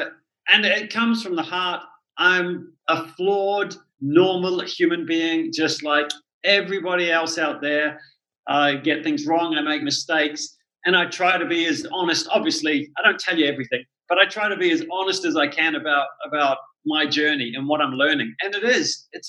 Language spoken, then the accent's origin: English; New Zealand; It was certainly, you're right, the things you said, it is a very beautiful country. The people are amazing there. It's a very small country